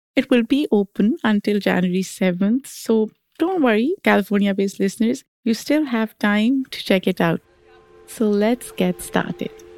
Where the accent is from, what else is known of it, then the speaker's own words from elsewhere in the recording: Pakistan; moved away as an adult; now in United States; I grew up in Pakistan. I came here in my 20s